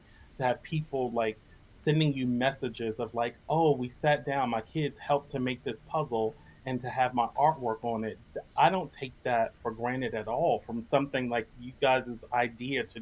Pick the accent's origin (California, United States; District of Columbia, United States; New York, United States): District of Columbia, United States; Washington; Washington D.C., my hometown, around the corner from where I grew up